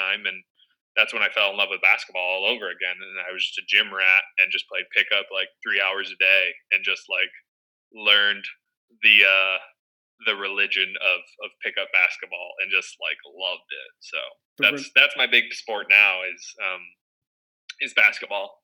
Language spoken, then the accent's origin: English; Michigan, United States; growing up in Michigan